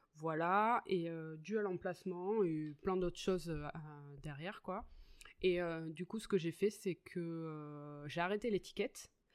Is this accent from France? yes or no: yes; Capbreton, Nouvelle-Aquitaine, France; now in Greece; J'habite en Grèce. Je suis originaire des Landes, de Cabreton.